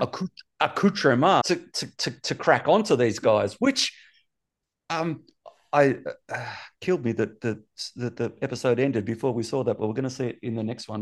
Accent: Australia; I'm from Australia

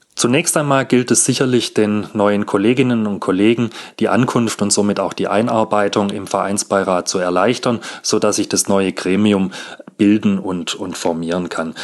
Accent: Stuttgart, Baden-Württemberg, Germany; geboren und aufgewachsen in Stuttgart

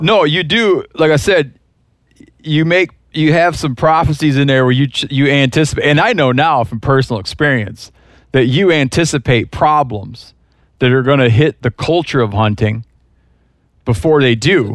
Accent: Michigan, United States; moved away; I grew up in Michigan

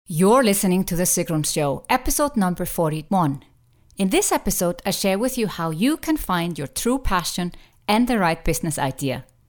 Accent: Iceland; moved away; I'm passionate about my home country, Iceland

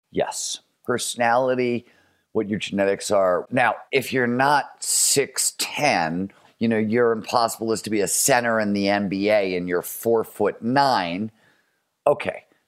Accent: Cleveland, Ohio, United States; I grew up in Cleveland, Ohio in the nineteen seventies.

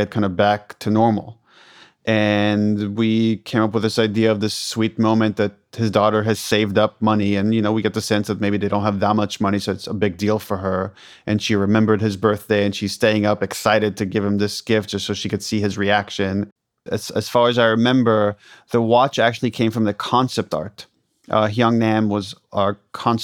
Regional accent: Israel; moved away; I'm originally from Israel

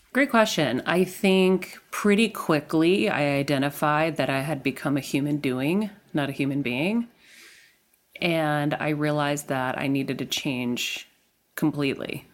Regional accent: Medford, Massachusetts, United States; I am from Medford, Massachusetts, born to Greek immigrant parents

